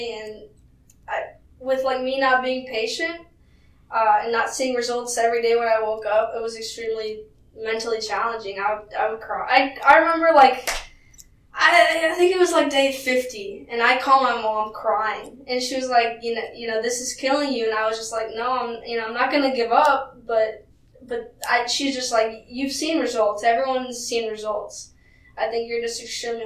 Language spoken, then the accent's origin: English; Costa Rica; moved away; I was from Costa Rica